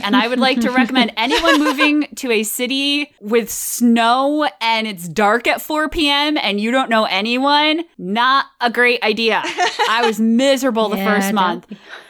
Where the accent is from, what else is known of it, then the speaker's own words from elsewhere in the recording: Connecticut, United States; And I came here from Connecticut. Yeah, I moved to the city and had to kind of adjust, but it's still within the same region.